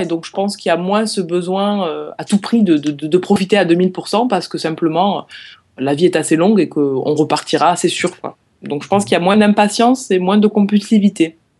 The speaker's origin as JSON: {"language": "French", "country": "France", "tie": "born or raised there", "moved": "yes", "said": "j'ai grandi dans les Pyrénées"}